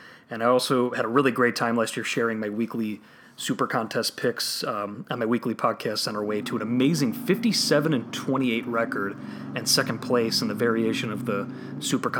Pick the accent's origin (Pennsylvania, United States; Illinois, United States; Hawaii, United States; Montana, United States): Illinois, United States; Chicago; my hometown Chicago Bears